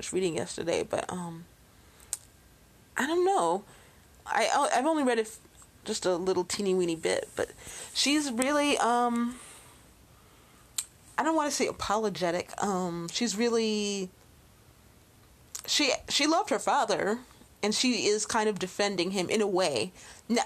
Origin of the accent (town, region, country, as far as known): Chicago, Illinois, United States; born or raised there